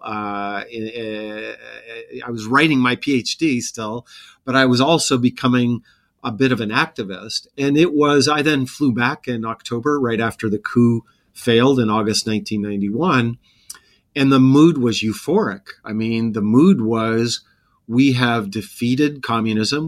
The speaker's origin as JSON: {"language": "English", "region": "Montana", "country": "United States", "tie": "born or raised there", "moved": "yes", "said": "I grew up in Montana, and my junior year, we moved to a town called Bozeman"}